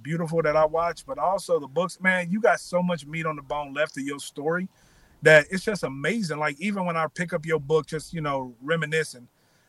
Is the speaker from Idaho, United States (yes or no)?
no; Kansas City, Missouri, United States; moved away as an adult; also born or lived in Miami; now in Los Angeles, United States; I'm from Kansas City, Missouri, born and raised.